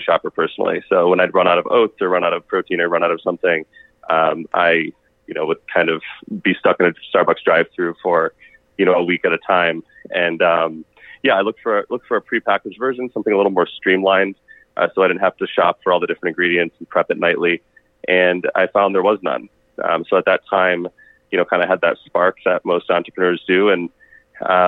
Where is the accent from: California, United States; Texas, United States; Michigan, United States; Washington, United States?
Michigan, United States; also born or lived in Arizona / Los Angeles; now in Phoenix, United States; I grew up in Michigan